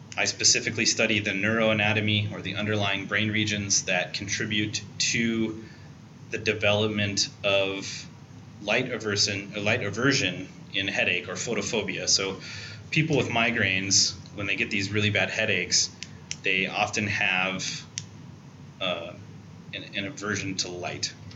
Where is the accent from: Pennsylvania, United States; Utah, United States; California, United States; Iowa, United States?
Iowa, United States; Perry; I grew up in Iowa as well, in a town called Perry, Iowa, uh, in central Iowa